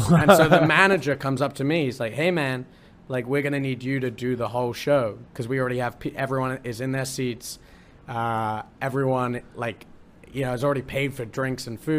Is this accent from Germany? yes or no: no; United Kingdom; now in Columbus, United States; I'm British and I'm British and I'm in Columbus.